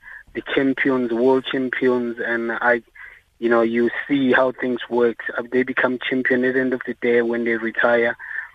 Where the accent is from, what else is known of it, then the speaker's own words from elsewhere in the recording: South Africa; moved away as an adult; now in United Kingdom; a South African boxer coming to the UK